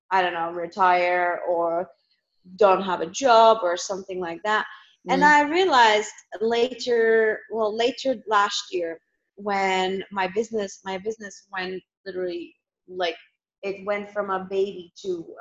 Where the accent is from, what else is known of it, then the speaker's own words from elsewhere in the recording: Northwest, Bulgaria; also born or lived in London, United Kingdom; now in Malta; I grew up in Bulgaria, which is it's kind of a four-season country